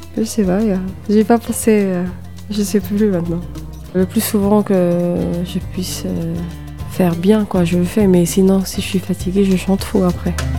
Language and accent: French; Algiers, Algiers Province, Algeria; now in France; Je suis née euh, dans un quartier populaire d'Alger qui s'appelle Bablouad et, euh, et j'ai grandi à Notre-Dame d'Afrique, un quartier aussi, un autre quartier très très populaire